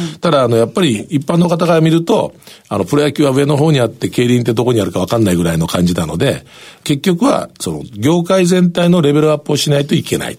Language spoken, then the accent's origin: Japanese; Kurume, Fukuoka, Japan; 僕久留米ですけど